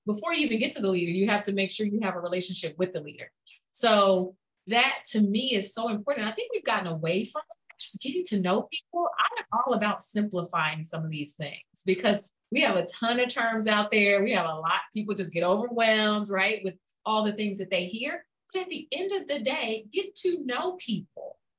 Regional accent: United States; oh, me being an American, Americans don't get mad at me

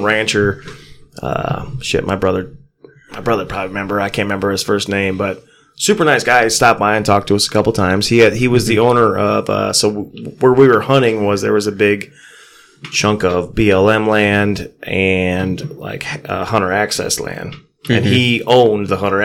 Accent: Michigan, United States; we're from Michigan.

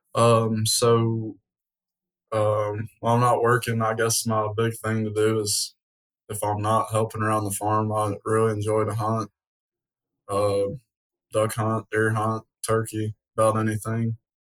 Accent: Portland, Tennessee, United States; am born and raised in Portland

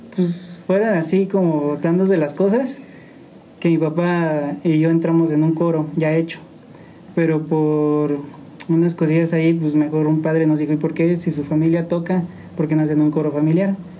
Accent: San Juan del Río, Querétaro, Mexico; Soy originario de aquí de San Juan del Río. San Juan del Río Querétaro. Mi familia es de San Luis, pero yo nací aquí, aquí

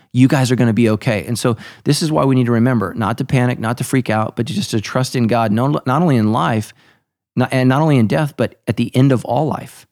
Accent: United States; as American Christians

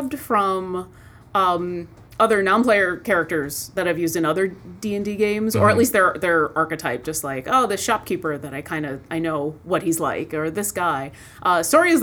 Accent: Buffalo, New York, United States; also born or lived in Ithaca, New York; I grew up in Buffalo

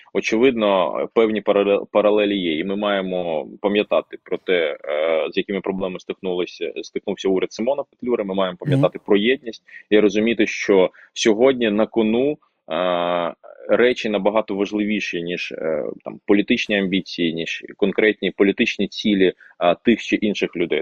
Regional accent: Crimean Tatar, Ukraine; first language Russian; Ukrainian is a second language; я кримський татарин, але ріс в російськомовній родині

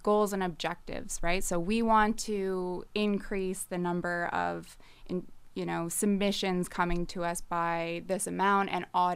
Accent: Nova Scotia, Canada; also born or lived in New Brunswick / Toronto; I'm originally from the Maritimes. So born in New Brunswick, moved to Nova Scotia when I was 10, and then was basically raised here

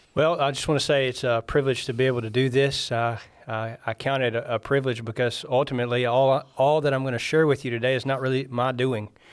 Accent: Iuka, Mississippi, United States; moved away as an adult; also born or lived in Muscle Shoals, Alabama; now in Canada; I grew up in Iuka, Mississippi under, um, uh, some devout Christians

